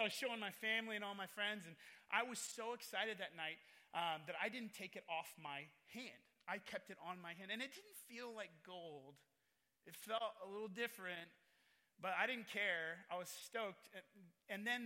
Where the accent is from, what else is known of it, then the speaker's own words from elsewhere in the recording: Oregon, United States; moved away as an adult; also born or lived in Nairobi, Kenya / Willamette Valley, Oregon; now in California, United States; I was born in Nairobi, Kenya. They were missionaries to the Maasai tribes. Then we moved to a small town on the Oregon coast and pastored a church.